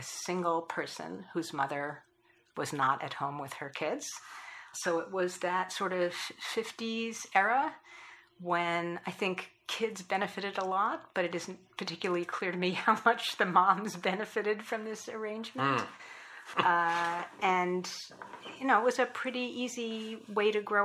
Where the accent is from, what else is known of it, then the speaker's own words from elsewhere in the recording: Long Island, New York, United States; moved away as an adult; now in Washington, D.C., United States; I grew up on Long Island outside of New York City